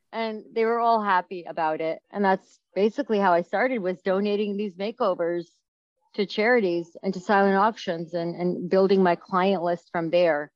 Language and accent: English; New York, United States; moved away as an adult; now in St. Louis, United States; as a New Yorker